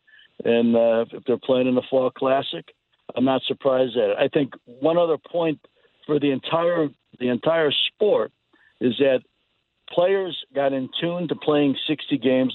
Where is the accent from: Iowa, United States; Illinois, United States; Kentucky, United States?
Illinois, United States; Chicago; I grew up in Chicago